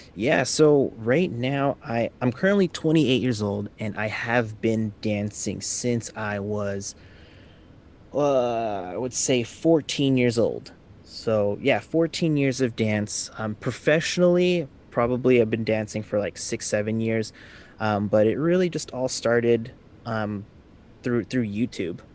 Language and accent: English; Vancouver, British Columbia, Canada; I'm from Vancouver, Canada